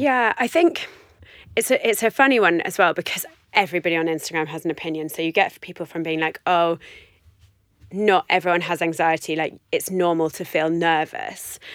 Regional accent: London, United Kingdom; moved away as an adult; I grew up in West London, in Chiswick.

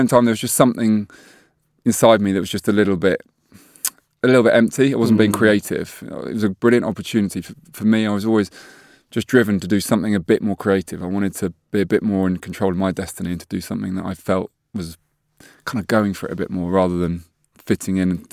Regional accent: Hove, South East England, United Kingdom; We always say Hove, actually, because everyone says Brighton, but it's Hove.

